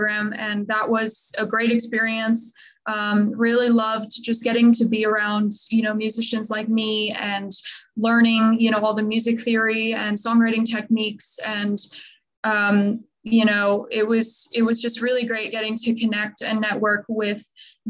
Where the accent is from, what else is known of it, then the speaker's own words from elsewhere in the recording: Long Island, New York, United States; now in Nashville, United States; I am originally from Long Island, New York.